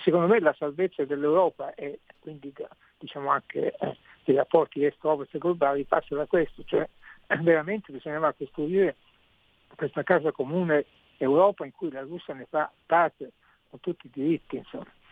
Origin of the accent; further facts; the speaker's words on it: Sicily, Italy; io da siciliano